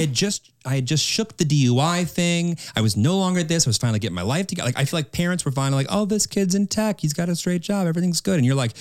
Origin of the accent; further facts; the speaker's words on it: Midwest, United States; I'm a kid from the Midwest that's been singing in sorority houses.